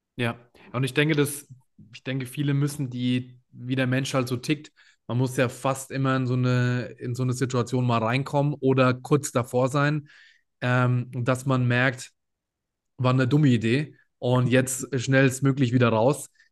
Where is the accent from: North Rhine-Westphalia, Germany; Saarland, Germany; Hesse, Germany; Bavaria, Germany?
Bavaria, Germany; Würzburg; ich komme aus Würzburg